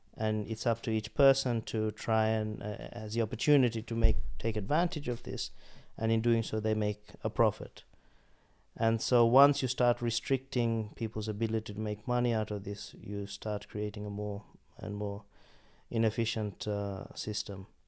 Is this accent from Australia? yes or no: yes; Australia; moved away; I grew up in Australia